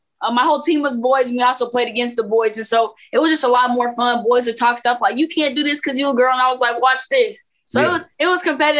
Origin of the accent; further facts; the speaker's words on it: Phoenix, Arizona, United States; also born or lived in Lincoln, Nebraska / Memphis, Tennessee; I was born in Lincoln, Nebraska. And then we were in Memphis quite a bit when I was younger, because I hooped a little bit, but I didn't really like hoop like that yet. Okay. So then we moved out to Phoenix, Arizona. And so I grew up a lot of there.